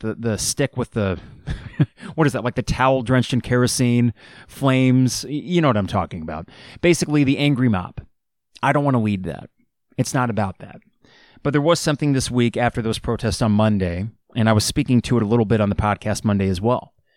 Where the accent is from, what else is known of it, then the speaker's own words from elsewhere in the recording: Champaign, Illinois, United States; someone that was born and raised in Champaign, Urbana